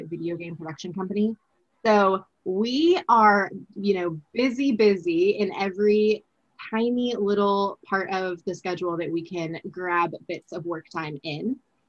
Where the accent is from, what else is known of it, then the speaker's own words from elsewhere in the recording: Southern California, United States; I grew up in the Southern California earthquake territory